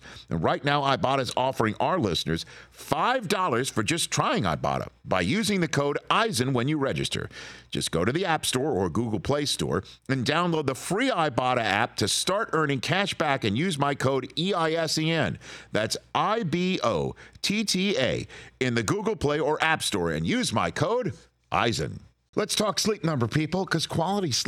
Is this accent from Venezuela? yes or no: no; New York City, New York, United States; As a young tot growing up in Staten Island, New York